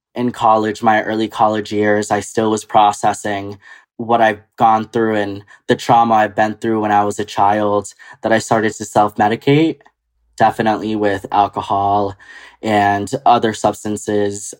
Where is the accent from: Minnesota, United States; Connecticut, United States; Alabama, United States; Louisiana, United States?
Connecticut, United States; also born or lived in Costa Rica / upstate New York; now in New York, United States; I used to live with my mom in Costa Rica. My mom met my stepdad, who I call dad, and uh, he moved us to Connecticut when I was around the age of five